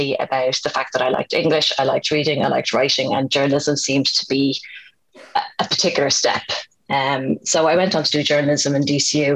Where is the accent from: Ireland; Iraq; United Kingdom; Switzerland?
Ireland; Dublin, Leinster; I grew up in Finglas in Dublin, and it was a house full of books.